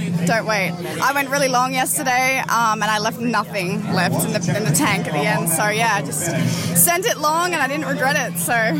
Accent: Sydney, New South Wales, Australia; I'm from Australia, Sydney.

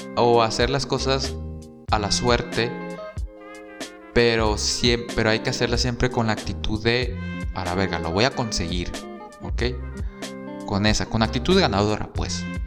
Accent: San Luis Río Colorado, Sonora, Mexico; moved away as an adult; also born or lived in Mexicali; yo también soy de San Luis Río Colorado y estudié como foráneo en Mexicali

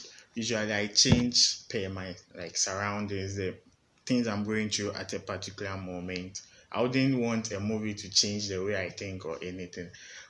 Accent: Ghana; I'm a Ghanaian

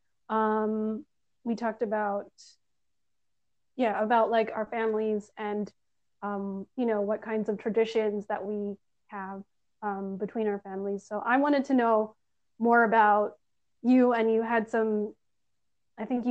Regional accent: Canada; I'm Filipino, first generation Canadian

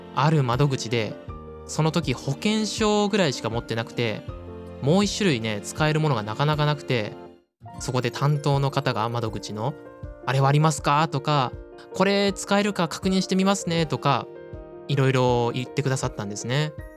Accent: Ishikawa, Japan; moved away; 僕は他には生まれ育った石川

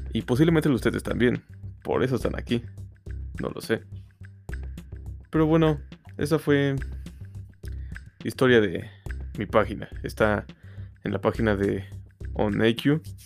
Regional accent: Mexico; Yo soy de México

